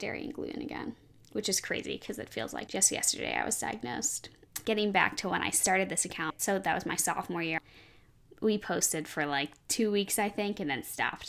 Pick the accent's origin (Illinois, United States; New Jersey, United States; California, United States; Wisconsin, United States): Illinois, United States; Chicago; I'm from Chicago.